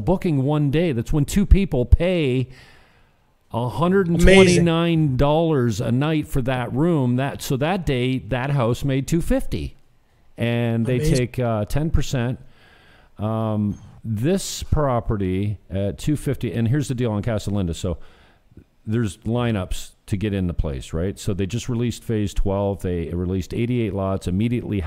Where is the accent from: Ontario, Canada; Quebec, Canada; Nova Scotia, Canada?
Ontario, Canada; St. Catharines; my hometown in St. Catharines